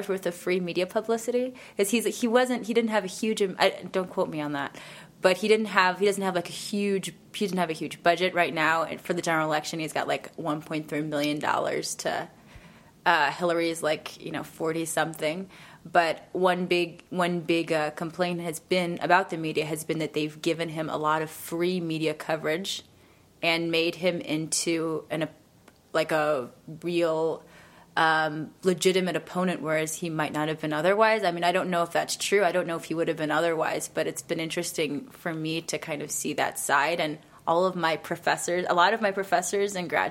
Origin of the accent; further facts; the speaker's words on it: Detroit, Michigan, United States; I'm from Detroit. I'm from Michigan